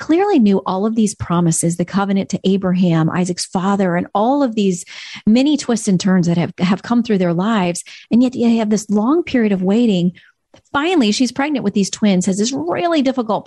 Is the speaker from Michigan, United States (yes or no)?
no; Florida, United States; down in Florida, my home state